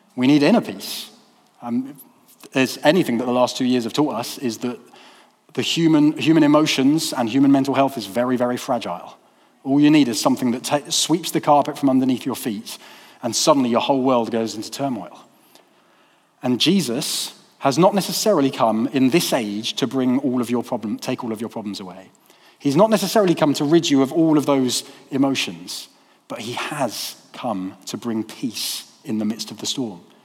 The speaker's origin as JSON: {"language": "English", "country": "United Kingdom", "lives_now": "Peterborough, United Kingdom", "said": "Those of us from a majority culture, the majority culture of um, being British"}